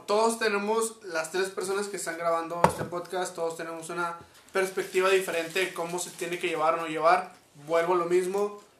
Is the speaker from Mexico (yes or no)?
yes; Mexico